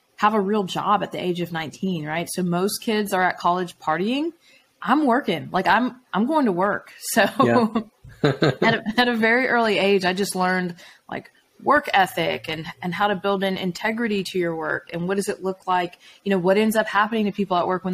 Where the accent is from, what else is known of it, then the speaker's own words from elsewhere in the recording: Atlanta, Georgia, United States; I'm from Atlanta